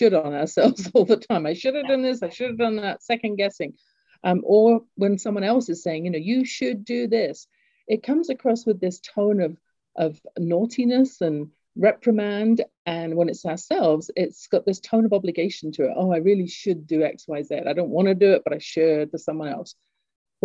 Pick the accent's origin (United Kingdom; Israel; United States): United Kingdom; England; accent: English; moved away; I grew up in England, you can tell from my accent